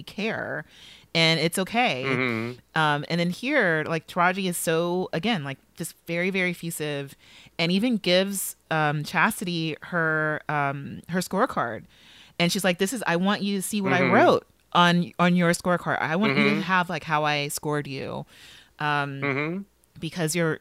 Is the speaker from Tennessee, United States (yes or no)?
no; Los Angeles, California, United States; I am from South LA. I will say, you know, I'm from that part